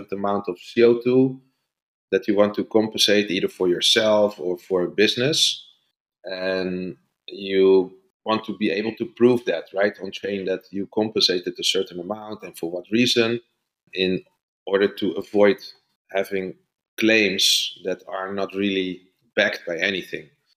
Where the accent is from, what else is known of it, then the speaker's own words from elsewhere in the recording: Netherlands; I'm from the Netherlands